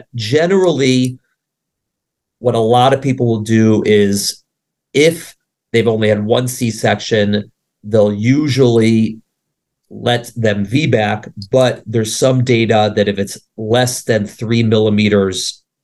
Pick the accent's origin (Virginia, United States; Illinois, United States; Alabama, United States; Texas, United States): Illinois, United States; Chicago; moved away; I grew up in Chicago